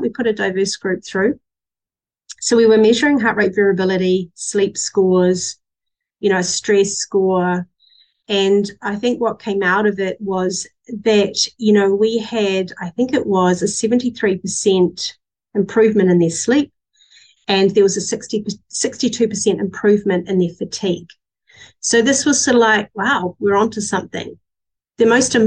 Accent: England, United Kingdom; moved away; I'm still as English as they come

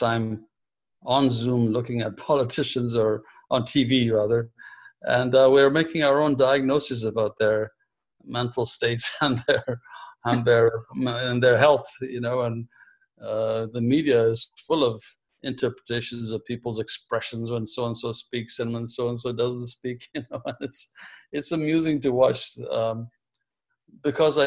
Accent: Ethiopia; moved away as an adult; I was born in Ethiopia, and I began my medical schooling in Ethiopia before it was interrupted

